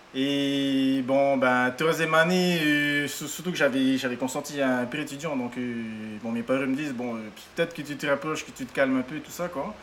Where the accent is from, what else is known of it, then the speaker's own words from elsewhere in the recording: French Polynesia; je venais de Polynésie